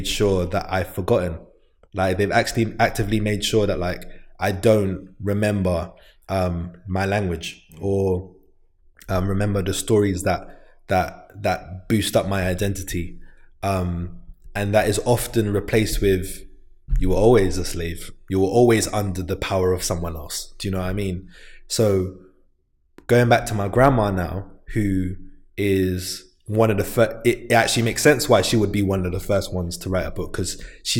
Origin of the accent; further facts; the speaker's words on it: London, United Kingdom; I'm from St. Raphael's Estate